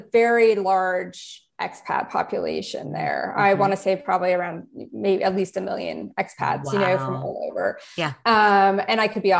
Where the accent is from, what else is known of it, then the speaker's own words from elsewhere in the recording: United States; moved away; So for me, my home country is the United States, but I've lived in 6 different countries.